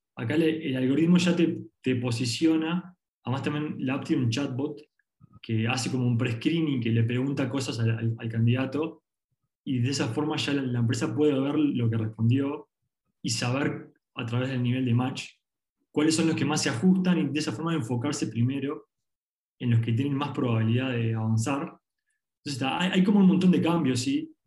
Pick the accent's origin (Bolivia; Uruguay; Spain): Uruguay; arrancamos acá en Uruguay porque somos de Uruguay